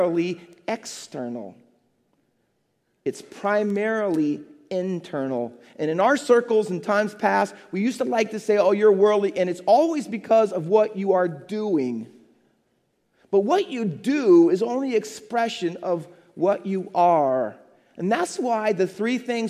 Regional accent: Midwest, United States; moved away as an adult; also born or lived in England; now in New Jersey, United States; I was from the Midwest

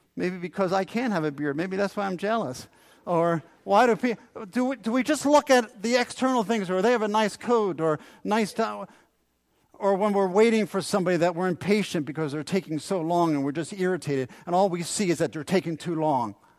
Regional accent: New Jersey, United States; as a teenager growing up in South Jersey

